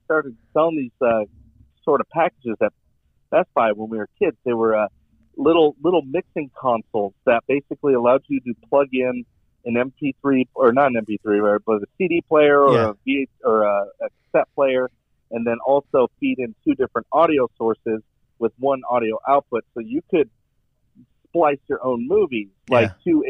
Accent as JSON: {"language": "English", "region": "West Coast", "country": "United States", "tie": "born or raised there", "said": "Growing up on the West Coast, I mean, skateboarding is a huge thing."}